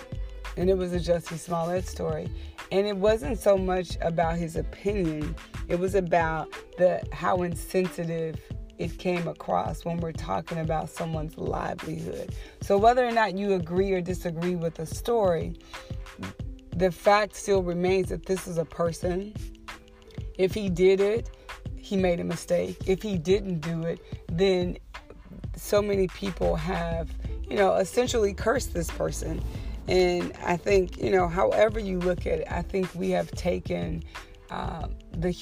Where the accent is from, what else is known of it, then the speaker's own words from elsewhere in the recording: the South, United States; I'm from the South